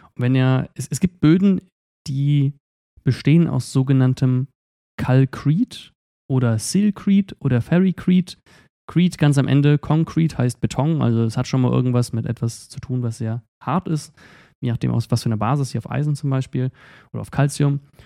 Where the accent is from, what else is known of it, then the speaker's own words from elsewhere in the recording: Eifel, Germany; wir kommen aber auch aus der Eifel